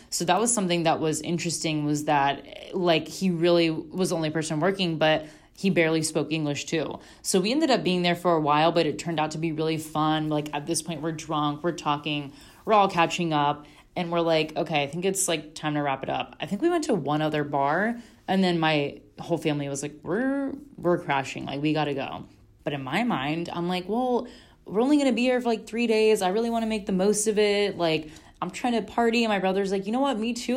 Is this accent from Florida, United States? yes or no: yes; Florida, United States; we're from Florida, and my mom's Puerto Rican